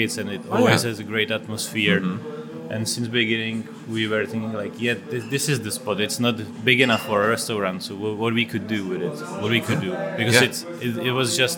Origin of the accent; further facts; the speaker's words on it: Czechia; also born or lived in Oslo, Norway; I'm from Czech Republic